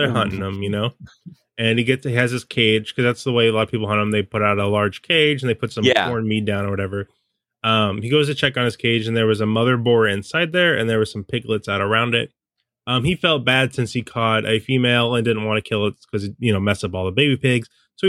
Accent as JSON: {"language": "English", "region": "California", "country": "United States", "also_born_or_lived": "Seattle, United States", "said": "I'm from California and Seattle, so yeah, I don't know."}